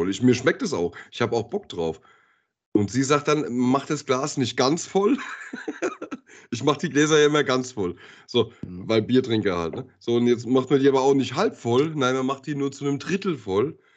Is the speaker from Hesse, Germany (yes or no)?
yes; Höchst, Hesse, Germany; ich bin ja in Höchst groß geworden, ne? wenn du jetzt, äh, also in Genhausen Höchst